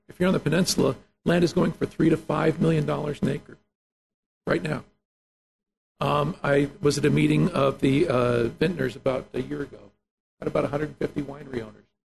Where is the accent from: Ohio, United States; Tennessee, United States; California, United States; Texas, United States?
California, United States; Fresno; moved away as an adult; also born or lived in Yolo County, California / Tulare County, California / Napa County, California; now in Napa, United States; born and raised in Fresno